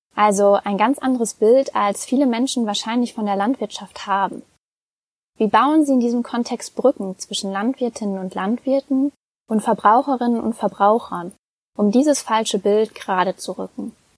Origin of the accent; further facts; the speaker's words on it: Westmünsterland, North Rhine-Westphalia, Germany; Ich komme ja selbst gebürtig aus dem Westmünsterland, einer recht ländlichen Region